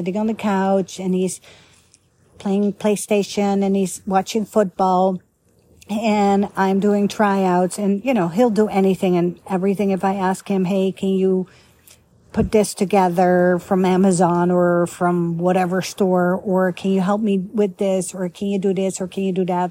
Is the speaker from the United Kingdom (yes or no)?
no; Netherlands; also born or lived in Italy / Egypt / Canada / United States; now in Grapevine, Texas, United States; I used to live in Holland, born and raised in Holland